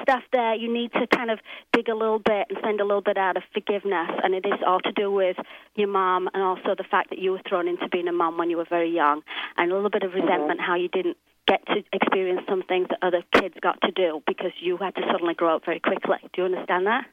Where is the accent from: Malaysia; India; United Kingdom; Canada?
United Kingdom; England; now in Los Angeles, United States; I'm from England, uh, but I live in Los Angeles